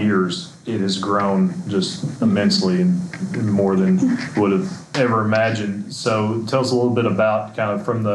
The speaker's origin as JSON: {"language": "English", "town": "Heber Springs", "region": "Arkansas", "country": "United States", "tie": "born or raised there", "also_born_or_lived": "Conway area, Arkansas", "moved": "as an adult", "lives_now": "Northwest Arkansas, United States", "said": "I was from Central Arkansas as well, at Bologna, a little town outside of Conway, just about half an hour north of Little Rock. But I grew up on Greer's Ferry Lake, Heber Springs"}